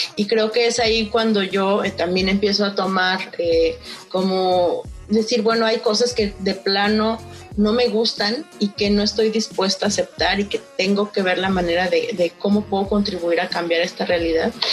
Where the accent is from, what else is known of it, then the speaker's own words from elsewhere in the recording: Mexico City, Mexico; first language Nahuatl; now in Monterrey, Mexico; mis papás cuando yo llegué a, la Ciudad de México eh, me decían que pues ya ahí ya no hablara en náhuatl. Tenía seis años